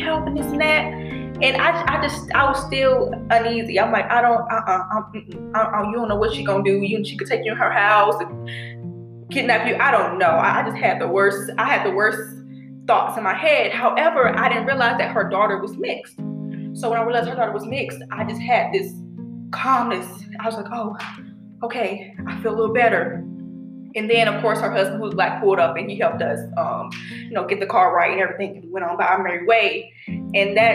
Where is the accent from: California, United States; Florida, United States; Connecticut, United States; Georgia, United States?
Georgia, United States; Decatur; moved away as an adult; now in Carrollton, United States; Decatur, Georgia, on the east side. Yes. I grew up around Weston Chapel, Candler Grove area